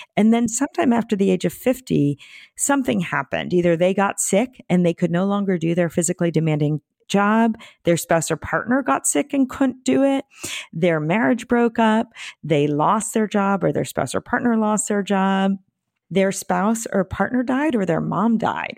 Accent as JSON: {"language": "English", "area": "Bay Area", "region": "California", "country": "United States", "said": "I'm from the Bay Area"}